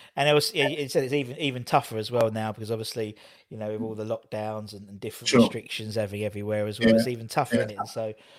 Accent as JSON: {"language": "English", "town": "Gidea Park", "region": "London", "country": "United Kingdom", "said": "I'm from Old Church, so I sort of get you there. Oh, sorry, Giddy Park."}